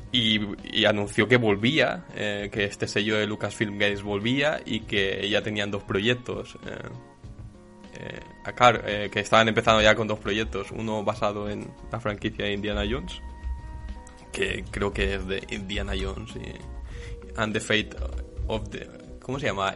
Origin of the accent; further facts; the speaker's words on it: Badalona, Catalonia, Spain; soy de, de Badalona